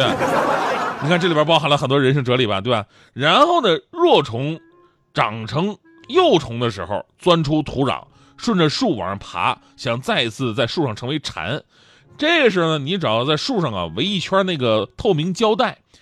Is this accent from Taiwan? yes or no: no; Northeast China, China; also born or lived in Jiangsu and Zhejiang; 东北反正是个节气就吃饺子，就我们那饺子有谜一样的爱恋